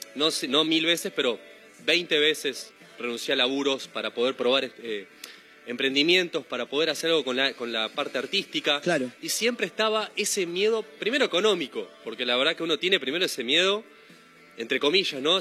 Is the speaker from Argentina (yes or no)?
yes; Ituzaingó, Buenos Aires Province, Argentina; moved away as an adult; also born or lived in Haedo / Ramos Mejía / Morón; now in Mar del Plata, Argentina; soy nací en Aedo, toda mi vida viví en el oeste, en Ituzaingó más que nada. Sí. En Ramos Mejía, Morón, toda la zona conurbano